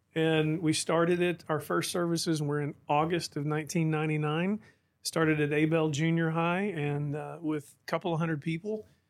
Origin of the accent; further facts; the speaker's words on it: Tulsa, Oklahoma, United States; moved away as an adult; also born or lived in Edmond, Oklahoma; now in Midland, United States; My wife and I were raised in Oklahoma and Tulsa area